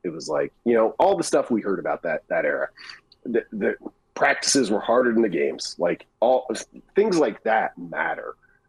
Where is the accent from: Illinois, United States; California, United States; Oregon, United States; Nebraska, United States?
Nebraska, United States; I grew up in Western Nebraska, of course.